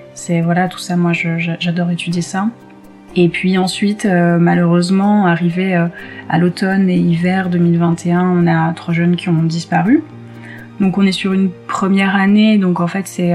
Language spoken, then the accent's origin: French; Côte d’Ivoire; also born or lived in South of France / Occitanie / French Alps; now in France; Je suis née en Côte d'Ivoire, donc en Afrique